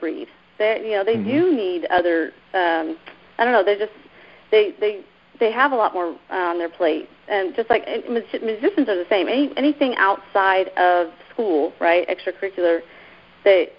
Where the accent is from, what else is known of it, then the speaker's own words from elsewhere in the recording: Keller, Texas, United States; also born or lived in New York; My parents moved us down to Texas when I was like 10. And so we were raised in this little town called Keller, Texas